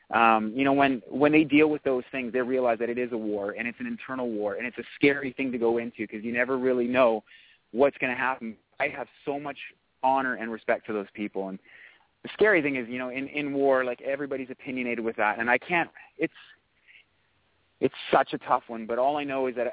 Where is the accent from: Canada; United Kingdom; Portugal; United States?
Canada; we are Canadian